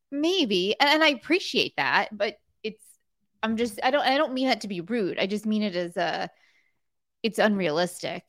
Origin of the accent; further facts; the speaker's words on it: South Florida, United States; when I grew up in South Florida